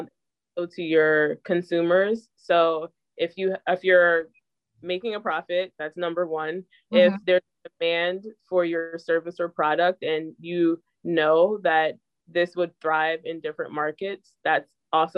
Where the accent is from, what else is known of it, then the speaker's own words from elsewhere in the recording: New Jersey, United States; I'm from New Jersey